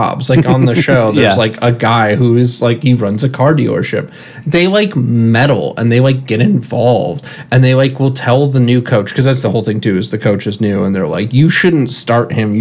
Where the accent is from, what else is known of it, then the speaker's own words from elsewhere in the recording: Michigan, United States; moved away as an adult; now in San Francisco, United States; grew up in Michigan, and I grew up with football in the atmosphere of U of M and state